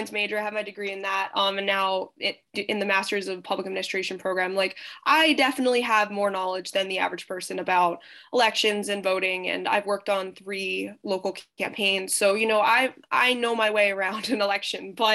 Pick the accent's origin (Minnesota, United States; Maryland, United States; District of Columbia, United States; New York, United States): New York, United States; Smithtown; Where I went to high school, my hometown on Long Island, Smithtown